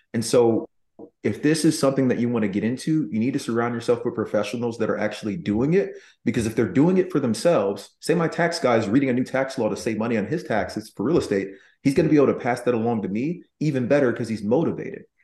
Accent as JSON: {"language": "English", "town": "Nashville", "region": "Tennessee", "country": "United States", "tie": "born or raised there", "moved": "yes", "said": "I was born in Nashville"}